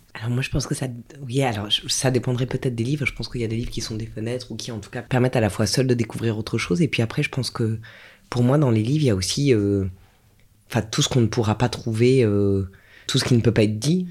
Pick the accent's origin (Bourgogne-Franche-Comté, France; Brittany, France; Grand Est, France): Grand Est, France; Strasbourg; j'ai grandi à Strasbourg